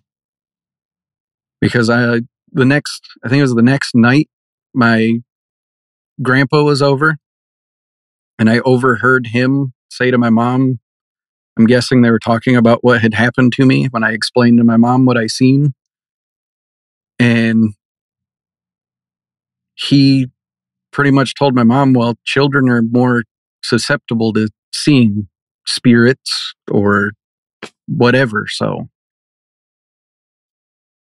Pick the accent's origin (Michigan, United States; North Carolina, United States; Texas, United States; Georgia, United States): Michigan, United States; growing up in Michigan, as a kid, I was a big Michigan Wolverines fan.